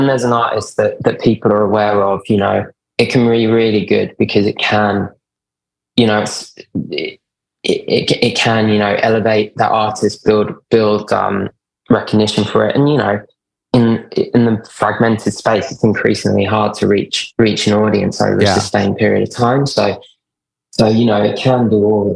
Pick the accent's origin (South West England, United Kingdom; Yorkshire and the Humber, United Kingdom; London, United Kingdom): London, United Kingdom; moved away as an adult; now in New York, United States; I'm based in New York now, but I used to, you can probably tell I'm from London originally